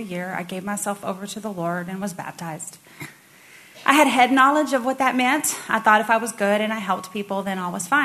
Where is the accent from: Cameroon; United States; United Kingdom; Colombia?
United States; Texas; Bobby and I were both born and raised in Texas